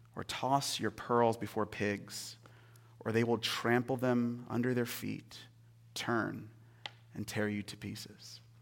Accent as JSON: {"language": "English", "town": "Seattle", "region": "Washington", "country": "United States", "tie": "born or raised there", "moved": "yes", "said": "I'm from Seattle originally, like, I'm a Seattle boy, born and raised."}